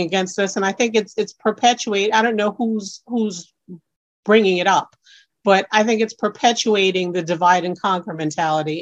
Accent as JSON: {"language": "English", "town": "New York City", "region": "New York", "country": "United States", "tie": "born or raised there", "said": "being an individual born in Brooklyn, New York"}